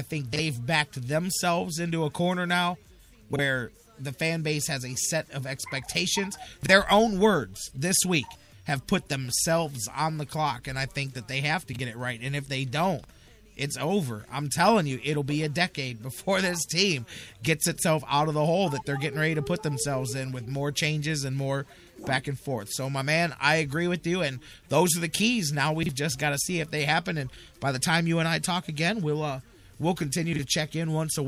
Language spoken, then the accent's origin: English; Cleveland, Ohio, United States; how proud we are to be from Cleveland, to be in Cleveland